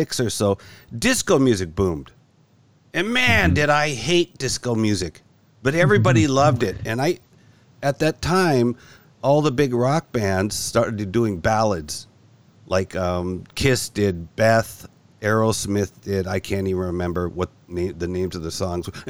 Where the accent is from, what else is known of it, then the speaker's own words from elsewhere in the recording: California, United States; moved away as an adult; now in Tokyo, Japan; I was born in California. Moved back to California, I think in the 1970 or so